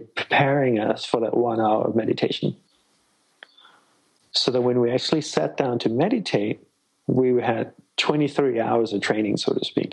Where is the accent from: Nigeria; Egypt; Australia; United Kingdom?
Australia; moved away as an adult; also born or lived in Malaysia / Hawaii / Sri Lanka (ancestry); now in United States; I'm Sri Lankan by ancestry, and I was born in Malaysia, grew up in Australia